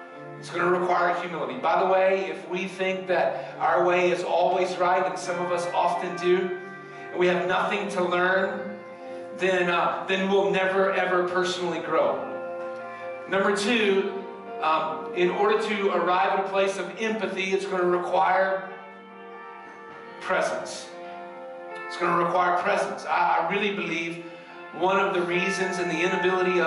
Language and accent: English; the South, United States; I grew up in the South in 1968